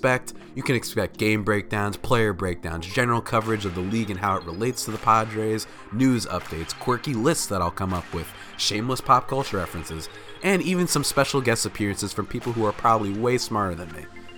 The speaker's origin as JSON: {"language": "English", "region": "New Jersey", "country": "United States", "said": "And also, I'm from New Jersey."}